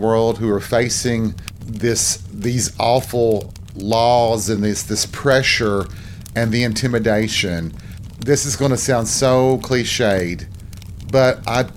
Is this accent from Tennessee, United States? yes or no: yes; Tennessee, United States; my home state of Tennessee